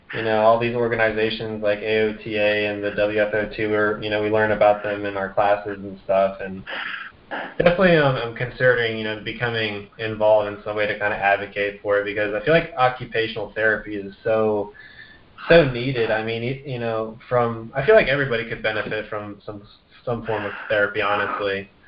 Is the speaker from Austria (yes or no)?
yes; Vienna, Austria; I grew up in Vienna, Austria, with my parents when they were working over there